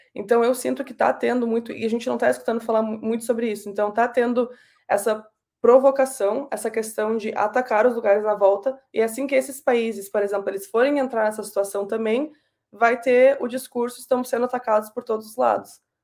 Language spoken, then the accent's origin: Portuguese; Pelotas, Rio Grande do Sul, Brazil; moved away as an adult; now in Canada; eu e os três mais novos nascemos no Brasil, e a minha vida toda, até os meus 18 anos, mais ou menos, eu fiquei em Pelotas, no Rio Grande do Sul